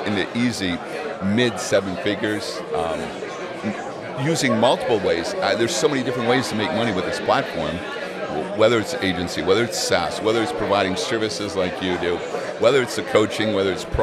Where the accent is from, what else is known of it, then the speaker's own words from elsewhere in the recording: Ukraine; now in United States; we're Ukrainian American.